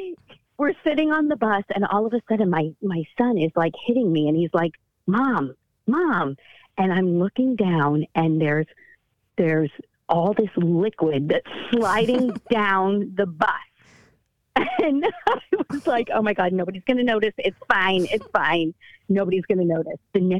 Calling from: San Francisco, California, United States; from? San Francisco.

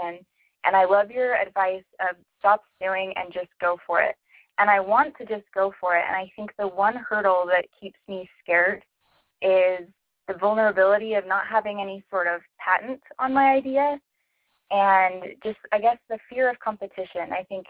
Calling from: Provo, Utah, United States; I'm calling from Provo, Utah. I'm a college student.

